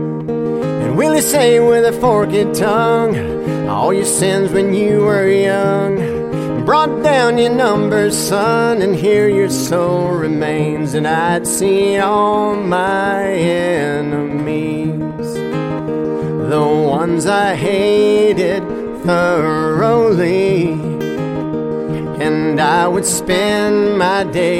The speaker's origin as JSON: {"language": "English", "area": "the Bible Belt", "region": "the South", "country": "United States", "tie": "born or raised there"}